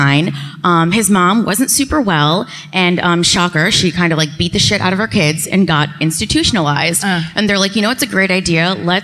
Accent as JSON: {"language": "English", "town": "Norwich", "region": "Connecticut", "country": "United States", "also_born_or_lived": "Colchester, Connecticut", "said": "I'm from Norwich, Connecticut. Okay. I live in Colchester. If you're from the East Coast, I live near Mohegan Sun."}